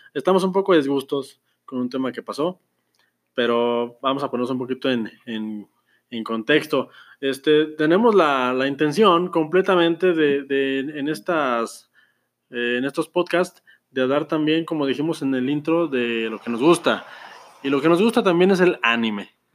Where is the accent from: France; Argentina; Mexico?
Mexico